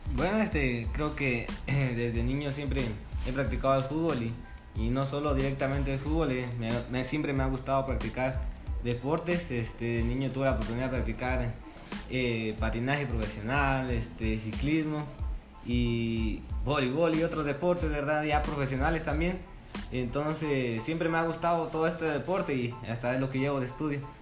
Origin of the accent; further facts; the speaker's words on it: San Pedro Sacatepéquez, San Marcos, Guatemala; soy de acá de San Pedro